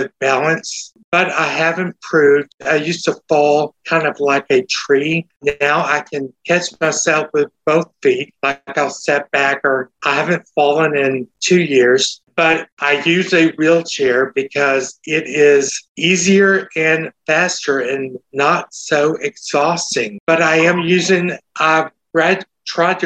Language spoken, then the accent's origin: English; Texas, United States; accent: Texas; my Texas accent